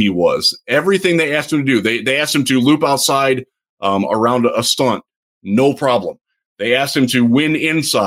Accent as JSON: {"language": "English", "region": "Michigan", "country": "United States", "said": "I'm from Michigan."}